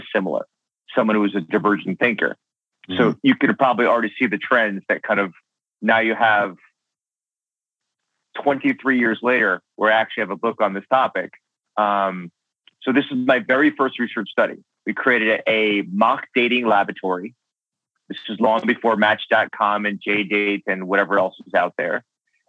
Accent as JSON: {"language": "English", "region": "New York", "country": "United States", "tie": "born or raised there", "said": "I grew up in New York"}